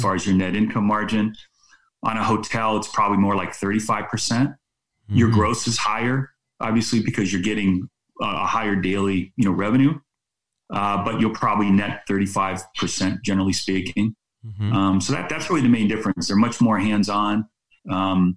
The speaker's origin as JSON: {"language": "English", "area": "San Francisco Bay Area", "region": "California", "country": "United States", "said": "I'm actually originally from the San Francisco Bay Area"}